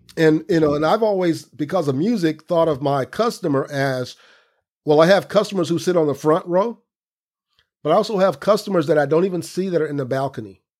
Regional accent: Central Florida, United States; moved away as an adult; also born or lived in New York; growing up in Central Florida with my dad

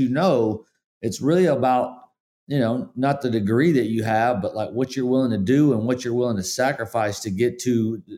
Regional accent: Spartanburg, South Carolina, United States; I mean, I grew up in Spartanburg, Forest City area, and we definitely humble beginnings.

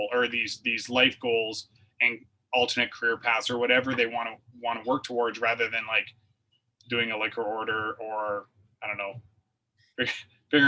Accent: Canada; I was from Canada

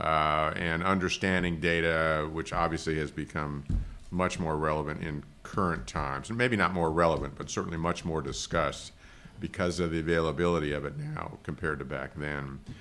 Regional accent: Los Angeles, California, United States; moved away; we're from Los Angeles, the, the Los Angeles area.

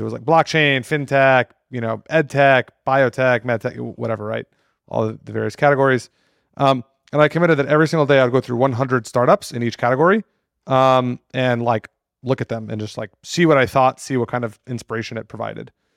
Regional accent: Austin, Texas, United States; also born or lived in New York; born and raised in Austin

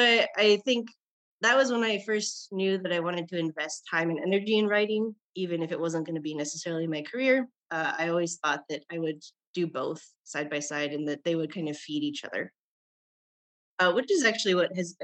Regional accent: Nebraska, United States; also born or lived in Japan; I was from Nebraska

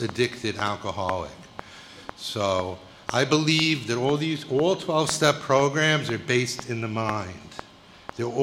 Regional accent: New York City, New York, United States; I grew up in Bayside, Queens, a middle-class neighborhood

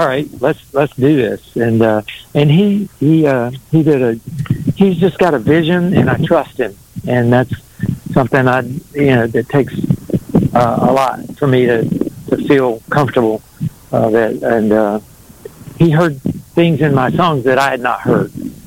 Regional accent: North Carolina, United States; also born or lived in New York; raised three kids in Raleigh, North Carolina, and always, except for that little stint in New York, lived in two or three different places in North Carolina most of my life

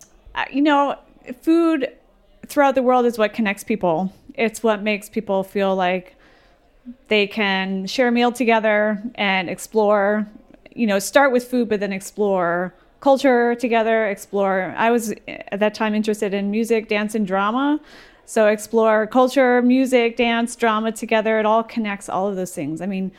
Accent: Petersburg, New York, United States; I grew up in Petersburg, New York, which is a super tiny little town up on a hill.

